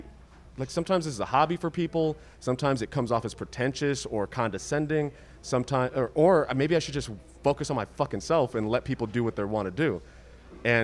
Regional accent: Riverside, California, United States; I grew up in Riverside, California

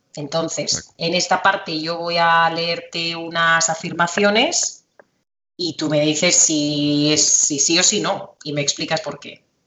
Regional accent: Spain; de España

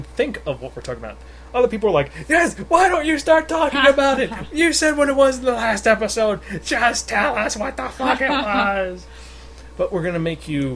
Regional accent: United States

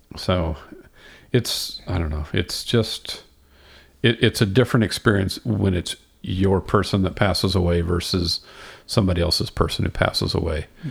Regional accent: Houston, Texas, United States; I grew up in Houston and I was probably ten or twelve years old

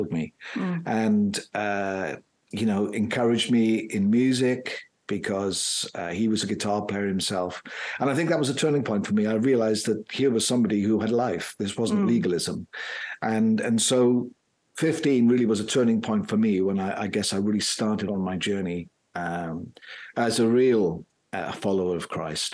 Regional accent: South Wales, United Kingdom; moved away; also born or lived in Plymouth; Growing up in South Wales, in a very, I would say, religious community

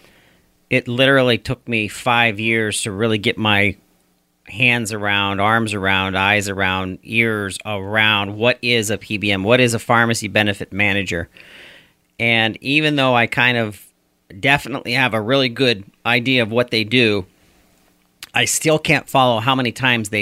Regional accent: Brownsville, Pennsylvania, United States; in the state of Pennsylvania, my home state, in my great city that I'm from, Brownsville, Pennsylvania, Fayette County, Pennsylvania.

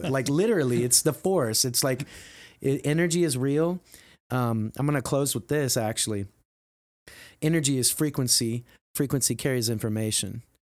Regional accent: Midwest, United States; growing up in the Midwest as a male

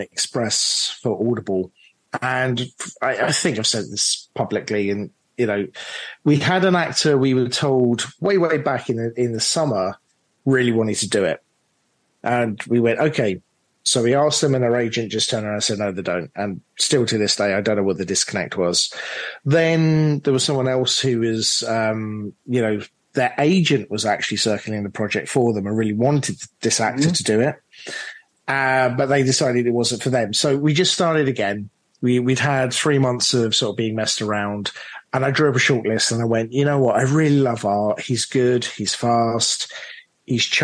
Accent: London, United Kingdom; myself from London, British producer

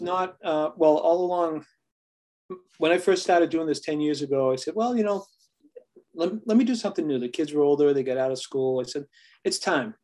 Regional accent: New England, United States; we are from New England. They talk a little rough out here

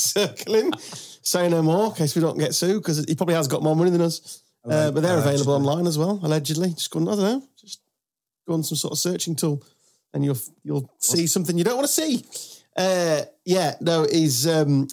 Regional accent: Lincolnshire, East Midlands, United Kingdom; We grew up in Lincolnshire

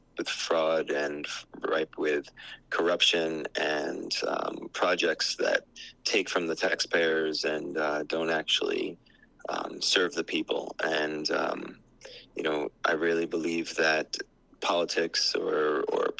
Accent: New Jersey, United States; moved away as an adult; also born or lived in New York City; now in Hawaii, United States; was born and raised in New Jersey

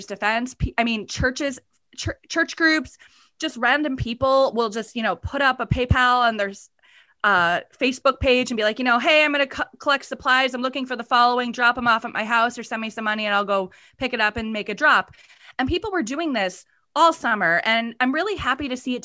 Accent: East Coast, United States; now in Minneapolis, United States; I grew up on the East Coast and now I live in the Midwest

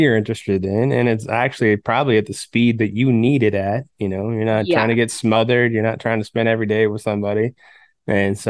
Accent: Palmdale, California, United States; Growing up in Palmdale

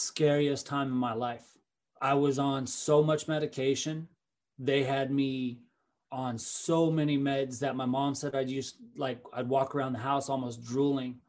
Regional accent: Fort Collins, Colorado, United States; I was from Fort Collins

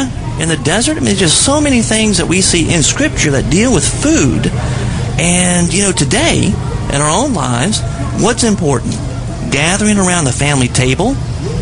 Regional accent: Baton Rouge, Louisiana, United States; I'm from Baton Rouge originally.

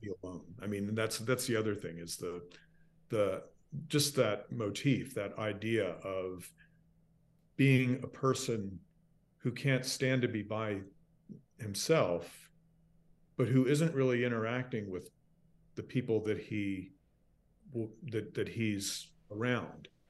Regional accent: Charleston, South Carolina, United States; moved away as an adult; I grew up here. I was born in Charleston

